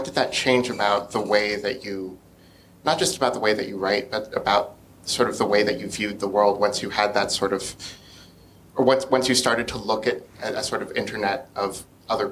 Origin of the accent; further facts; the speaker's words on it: United States; accent: American; I'm American from my voice, probably. I grew up in a city that was similar to Baltimore